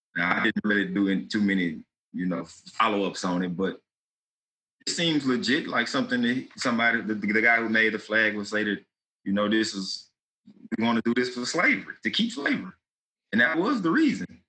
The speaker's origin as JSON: {"language": "English", "town": "Baton Rouge", "region": "Louisiana", "country": "United States", "said": "I'm from Baton Rouge."}